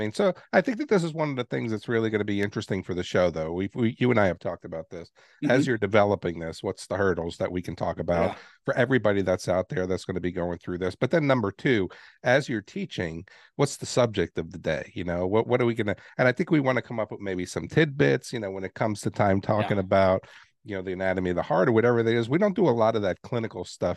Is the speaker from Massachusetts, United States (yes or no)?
no; New York City, New York, United States; moved away; also born or lived in Texas; I'm from New York City